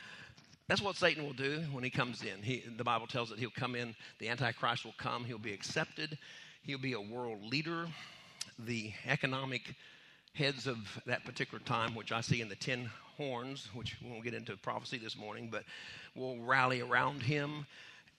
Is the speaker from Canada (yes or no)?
no; United States; I grew up on Lake Texoma.